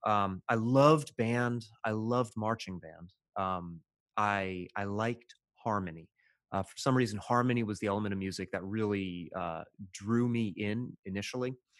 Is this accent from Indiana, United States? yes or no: yes; Evansville, Indiana, United States; moved away; my hometown of Evansville, Indiana, which is southwest Indiana, pretty rural